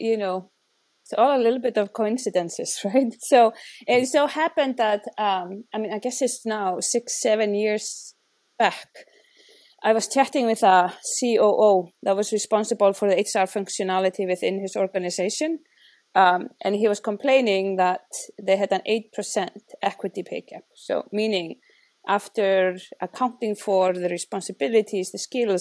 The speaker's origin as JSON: {"language": "English", "country": "Iceland", "moved": "yes", "said": "I'm from Iceland"}